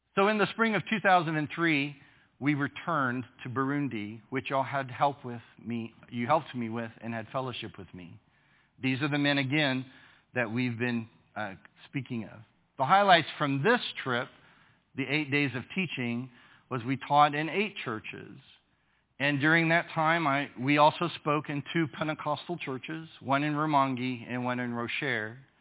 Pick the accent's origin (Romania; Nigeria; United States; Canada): United States; I am from the United States.